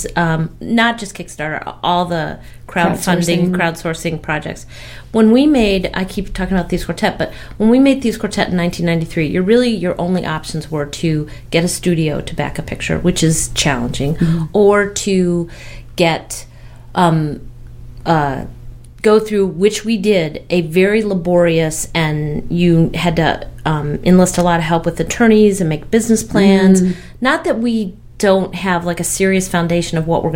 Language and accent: English; Kentucky, United States; also born or lived in Los Angeles / Park City, Utah; now in Evanston, United States; I grew up in Kentucky